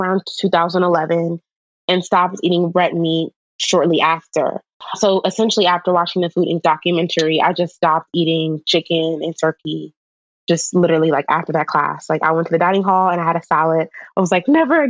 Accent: Maryland, United States; I'm from Maryland

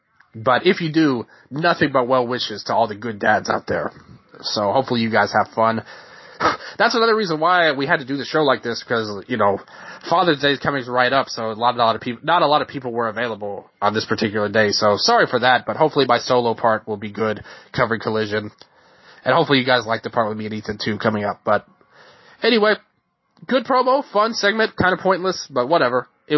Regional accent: Memphis, Tennessee, United States; I'm from Tennessee. You know, I'm literally born and raised in Memphis.

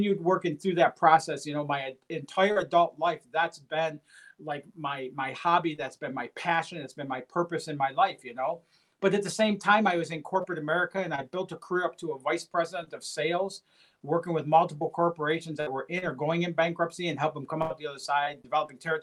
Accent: Detroit, Michigan, United States; I come from Detroit, Michigan. I grew up in a very low-income, blue-collar family.

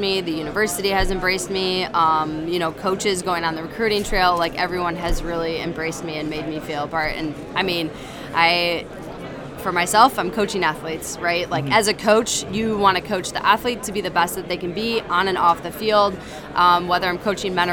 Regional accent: Chicago, Illinois, United States; play in my hometown and play in front of my family and friends

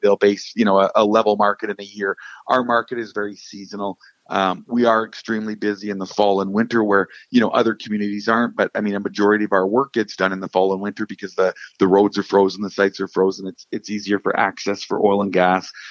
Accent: Fort St. John, British Columbia, Canada; born and raised in Fort St. John.

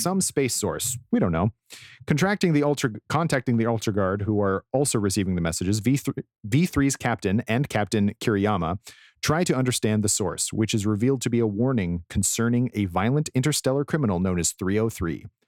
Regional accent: Colorado, United States; I grew up in Colorado and had to do a lot of mountain roads where there's nowhere to go

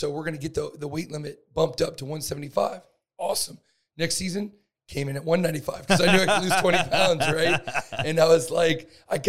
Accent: Northwest Florida, United States; I'm from Northwest Florida, the Panhandle

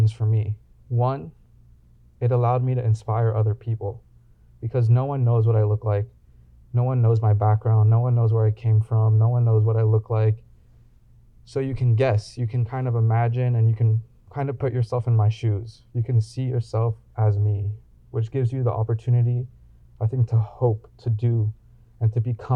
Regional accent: Los Angeles, California, United States; growing up in Los Angeles

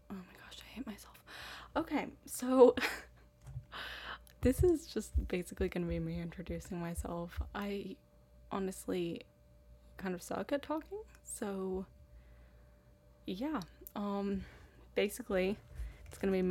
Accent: Boston, Massachusetts, United States; also born or lived in East Africa; I was raised in Boston for the first seven years of my life, and then in East Africa until I moved back to the States for college.

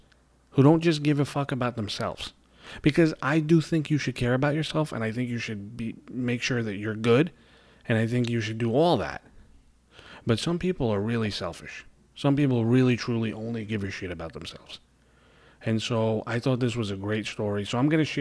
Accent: New York City, New York, United States; accent: New York; you hear my accent, you know I live in New York. I live in Brooklyn, New York

